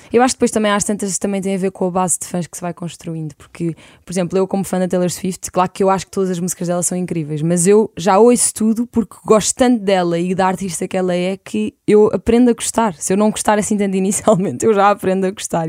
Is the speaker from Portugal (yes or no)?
yes; Lisbon, Portugal; eu cresci em Lisboa